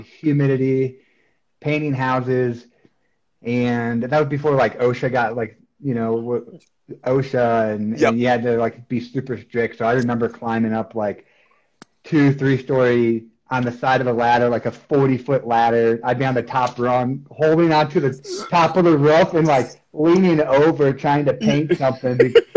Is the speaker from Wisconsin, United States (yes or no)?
yes; Beaver Dam, Wisconsin, United States; moved away as an adult; also born or lived in Iowa / Minneapolis, Minnesota; now in Colorado, United States; I was born in Iowa, and uh, shortly after Iowa, my family moved to Wisconsin, and they grew up in Wisconsin, maybe about 20 minutes away from Madison, um, okay. down in like the southeast part of the state, in a town called uh, Beaver Dam, Wisconsin